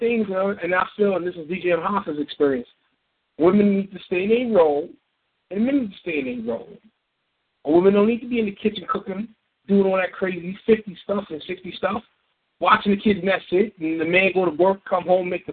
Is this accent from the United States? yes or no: yes; New York City, New York, United States; I'm from New York, born and raised in the Bronx.